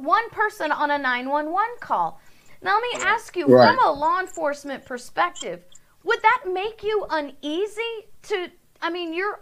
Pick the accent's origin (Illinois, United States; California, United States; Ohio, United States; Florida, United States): Florida, United States; here in my home state of Florida